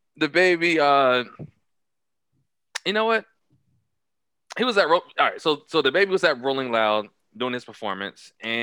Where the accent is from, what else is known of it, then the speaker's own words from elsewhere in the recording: Charlotte, North Carolina, United States; I'm from East Side of Charlotte.